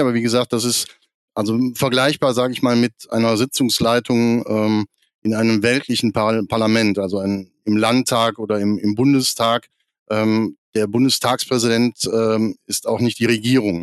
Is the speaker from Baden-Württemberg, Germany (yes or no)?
no; near Krefeld, North Rhine-Westphalia, Germany; Ich bin 1972 geboren in Krefeld am Niederrhein und äh, bin da eigentlich in römisch-katholisch-volkskirchlichen Strukturen aufgewachsen in einer Kleinstadt am Niederrhein, zehn Kilometer von Krefeld weg